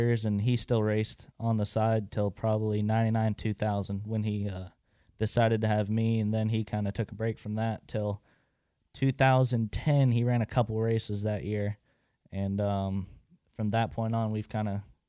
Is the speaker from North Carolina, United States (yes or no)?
yes; Statesville, North Carolina, United States; born and raised in Statesville.